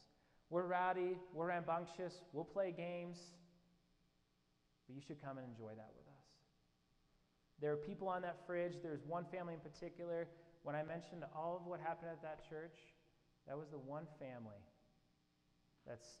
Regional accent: Indianapolis, Indiana, United States; that same church that I mentioned that I grew up in Indianapolis

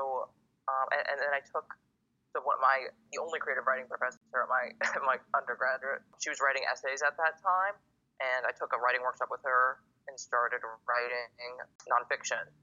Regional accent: Boston, Massachusetts, United States; moved away as an adult; also born or lived in Indiana / Arizona; I'm a poet and essayist. I grew up in Boston, Massachusetts. I did my undergrad in Indiana

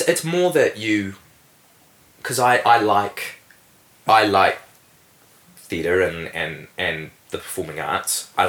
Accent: Invercargill, Southland, New Zealand; because I grew up in Invercargill and I had lots of fantastic opportunities there, particularly with acting

